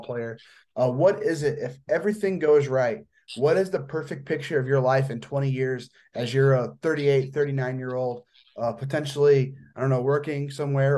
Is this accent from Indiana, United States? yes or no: yes; Indiana, United States; I am from Indiana.